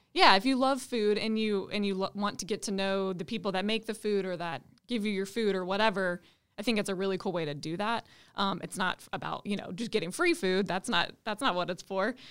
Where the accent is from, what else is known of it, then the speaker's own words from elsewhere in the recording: Greenville, South Carolina, United States; moved away as an adult; now in Charlotte, United States; I grew up in Greenville, South Carolina. I've been in Charlotte for um, six years now